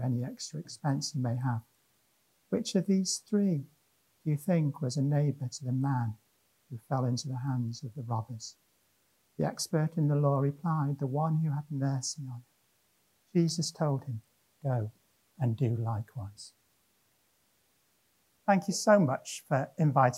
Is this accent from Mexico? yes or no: no; Wrexham, Wales, United Kingdom; moved away; also born or lived in Llanelli / Cardiff / Monmouth; I was born in Wrexham in North Wales